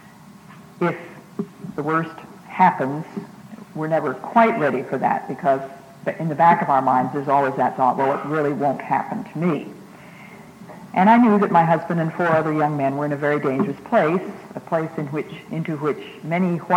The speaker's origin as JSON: {"language": "English", "region": "Massachusetts", "country": "United States", "also_born_or_lived": "Ecuador", "said": "I'm from Massachusetts"}